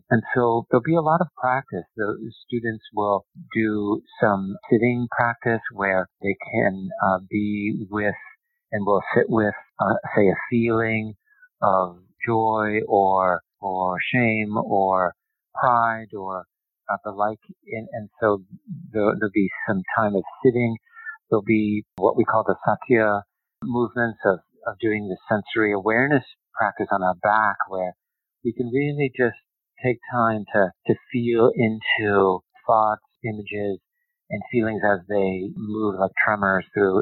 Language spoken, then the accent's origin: English; United States; being an American yogi